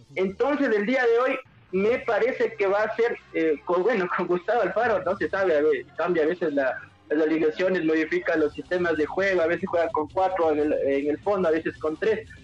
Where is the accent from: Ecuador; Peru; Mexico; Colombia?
Ecuador; nosotros como ecuatorianos